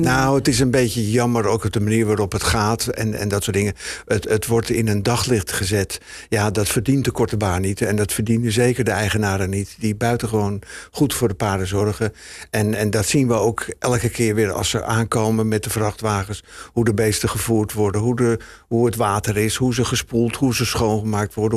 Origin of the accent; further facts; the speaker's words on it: Heemskerk, North Holland, Netherlands; bij ons in Heemskerk